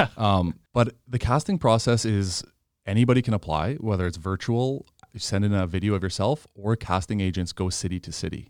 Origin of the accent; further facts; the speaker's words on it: Regina, Saskatchewan, Canada; also born or lived in Yorkton; my parents moved to Regina when I was two, raised in Regina